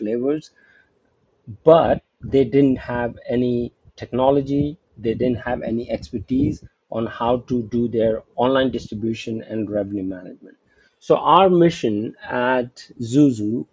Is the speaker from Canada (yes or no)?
no; India; also born or lived in United States; now in Singapore; I'm originally from India, and I got an opportunity to come back to India